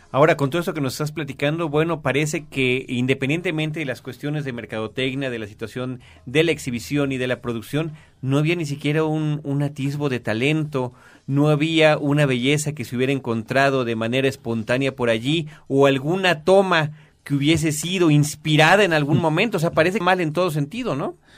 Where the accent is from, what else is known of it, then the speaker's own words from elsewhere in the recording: Mexico; todos los que crecimos aquí en México